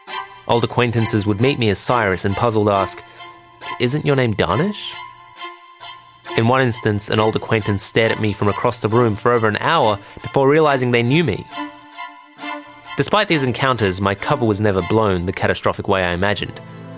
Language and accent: English; Iran; born there; I was born in Iran in the late 80s, a tumultuous time for the country.